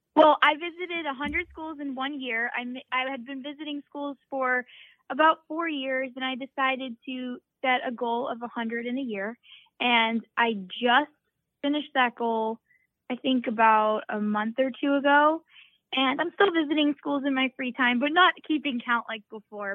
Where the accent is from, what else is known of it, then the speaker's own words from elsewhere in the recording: Massachusetts, United States; growing up in Massachusetts, I was bullied growing up